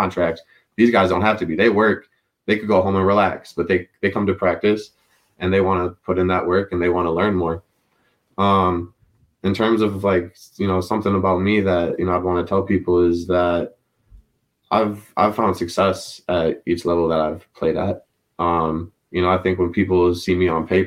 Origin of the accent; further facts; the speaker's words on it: Minnesota, United States; I was from Minnesota